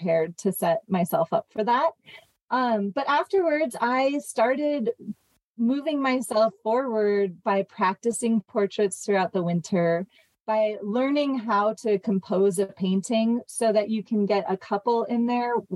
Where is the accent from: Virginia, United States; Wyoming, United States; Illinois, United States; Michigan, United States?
Wyoming, United States; Jackson Hole; also born or lived in Montana; I grew up in Montana and Wyoming. I was actually born in Jackson Hole and lived there until I was about 10